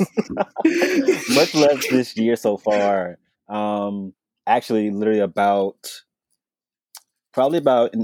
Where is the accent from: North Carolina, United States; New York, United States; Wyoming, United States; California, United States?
North Carolina, United States; I'm from North Carolina